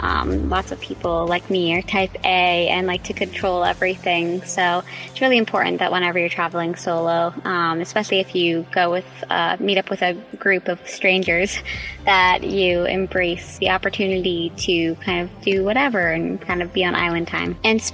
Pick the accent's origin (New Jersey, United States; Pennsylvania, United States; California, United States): Pennsylvania, United States; I'm from Pennsylvania.